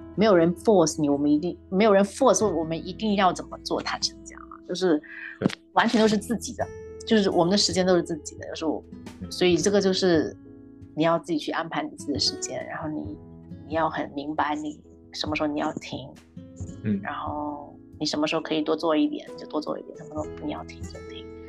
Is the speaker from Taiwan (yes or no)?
no; China; now in Canada; 我们中国人